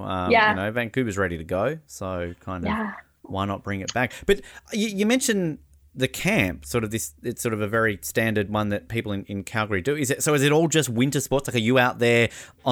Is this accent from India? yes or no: no; Australia; the Australian